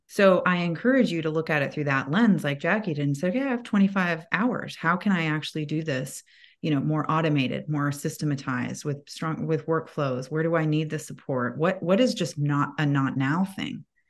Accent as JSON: {"language": "English", "town": "Atlanta", "region": "Georgia", "country": "United States", "tie": "born or raised there", "said": "I live in Atlanta, that is my hometown, home base"}